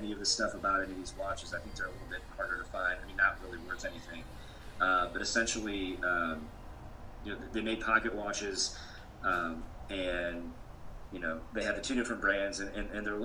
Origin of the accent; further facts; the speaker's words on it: Mishawaka, Indiana, United States; my hometown of Mishawaka